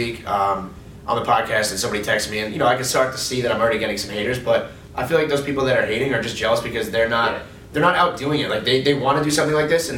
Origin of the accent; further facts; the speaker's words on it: East Otago, New York, United States; I grew up in East Otago